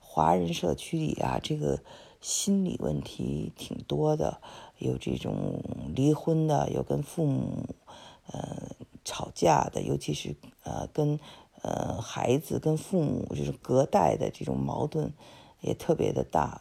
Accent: China; now in United States; 很多呃华呃我们中国人，嗯。背井离乡的之后的选择

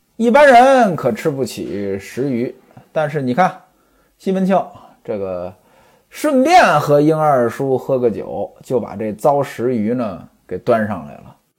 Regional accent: northern China, China; moved away; 我是北方人，从小呢家里边儿就穷

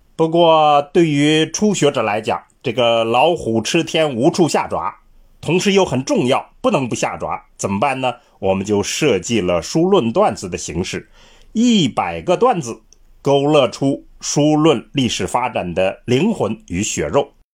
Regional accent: China; 我们中国人

